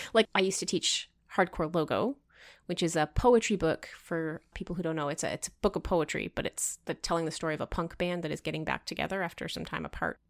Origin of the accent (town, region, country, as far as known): Canada